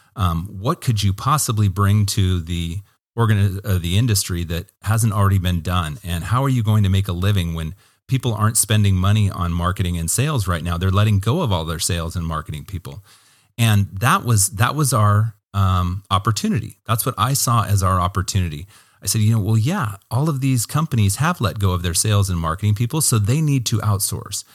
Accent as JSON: {"language": "English", "town": "Hermiston", "region": "Oregon", "country": "United States", "tie": "born or raised there", "said": "I loved growing up in Hermiston"}